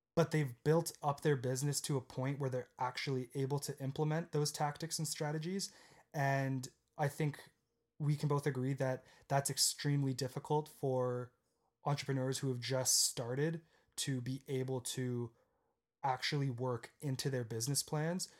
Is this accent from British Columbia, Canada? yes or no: no; Guelph, Ontario, Canada; also born or lived in Waterloo, Ontario; I was born in Guelph, Ontario, again in Canada, and when I was around ten or eleven, I moved to Waterloo